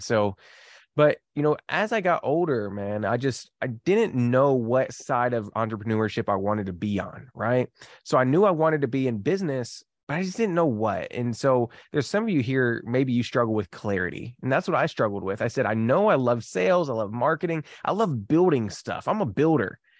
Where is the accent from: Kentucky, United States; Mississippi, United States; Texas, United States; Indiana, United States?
Kentucky, United States; I am from Kentucky